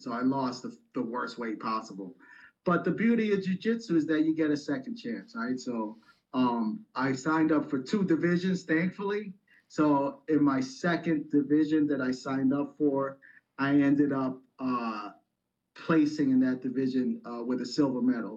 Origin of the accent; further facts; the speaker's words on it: New York City, New York, United States; I grew up in the Bronx in New York